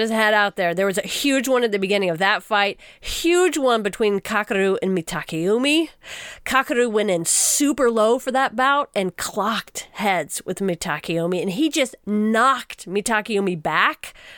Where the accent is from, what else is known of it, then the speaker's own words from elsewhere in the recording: Texas, United States; as a Texan to learn Japanese through an Australian